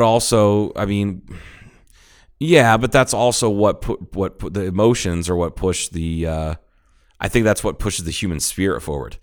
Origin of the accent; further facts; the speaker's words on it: Ohio, United States; moved away; I'm from Ohio. I have family that lives there.